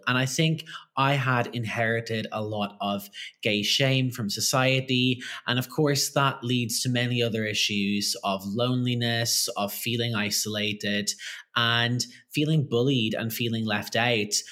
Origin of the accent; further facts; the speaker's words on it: Ireland; I grew up in Ireland